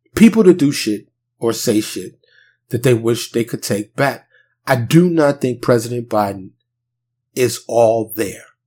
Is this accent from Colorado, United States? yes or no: no; New York City, New York, United States; now in Dallas, United States; I'm from New York City, born and raised, but I now live in Dallas, a suburb of Dallas, Texas